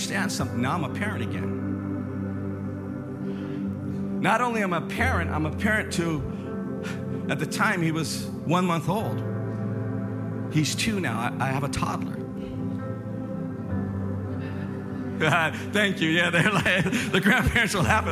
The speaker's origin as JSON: {"language": "English", "region": "Northern California", "country": "United States", "said": "I come from Northern California"}